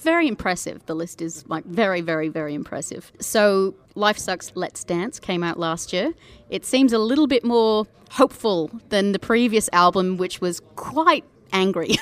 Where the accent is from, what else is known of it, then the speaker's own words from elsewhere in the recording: Perth, Western Australia, Australia; I'm actually from the west coast. I'm from Perth